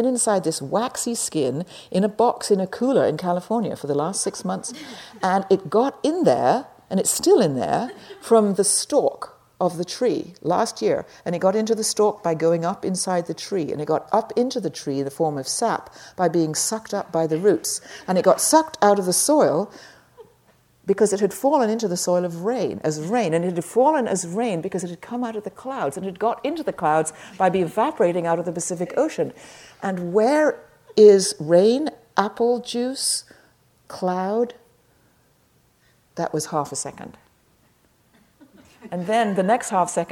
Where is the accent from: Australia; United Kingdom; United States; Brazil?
United Kingdom; England; I'm English